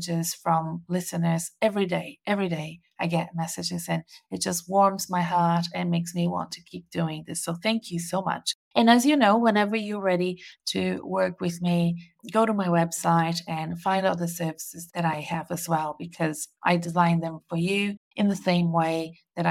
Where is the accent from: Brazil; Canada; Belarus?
Brazil; now in Melbourne, Australia; I'm currently in Brazil, my home country, visiting family and friends